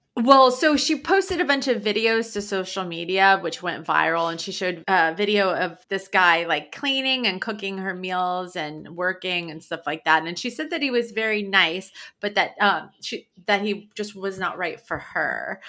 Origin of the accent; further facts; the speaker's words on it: New York, United States; moved away; it's where I grew up in New York